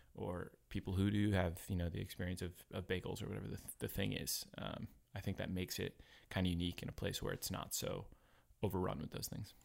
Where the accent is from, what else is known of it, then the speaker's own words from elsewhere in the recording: New Haven, Connecticut, United States; moved away as an adult; also born or lived in Philadelphia / New York; now in Portland, United States; I grew up on the East Coast in, uh, I grew up in Connecticut, New Haven, home of a pizza.